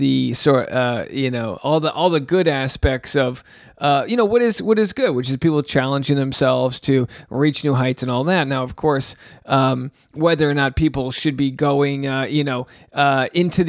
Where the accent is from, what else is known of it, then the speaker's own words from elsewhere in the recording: southern New England, United States; I'm from New England. I'm from southern New England.